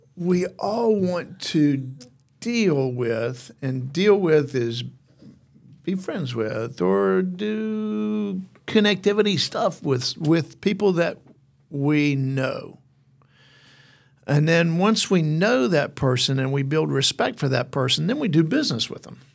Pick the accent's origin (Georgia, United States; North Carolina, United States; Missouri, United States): North Carolina, United States; Mount Airy; now in Athens, United States; I grew up in Mount Airy, North Carolina